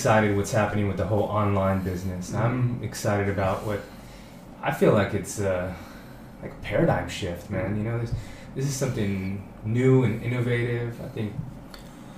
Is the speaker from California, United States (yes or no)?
yes; California, United States; moved away as an adult; now in Thailand; I grew up in California